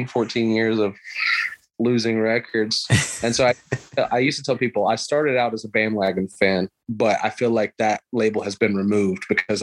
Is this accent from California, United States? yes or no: no; Georgia, United States; Born and raised in Georgia